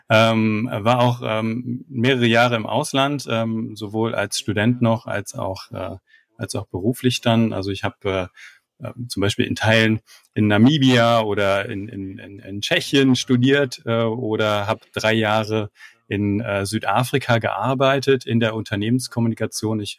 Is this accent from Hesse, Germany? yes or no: yes; Frankfurt am Main, Hesse, Germany; Ich komme aus Frankfurt am Main